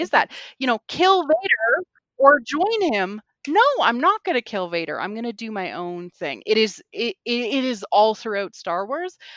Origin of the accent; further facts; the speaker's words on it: Canada; growing up in Canada means, like, I would have four feet of snow regularly